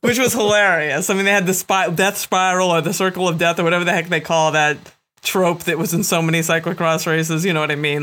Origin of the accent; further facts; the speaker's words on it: East Coast, United States; I am born and bred in the East Coast and have spent a lot of time racing and riding and training here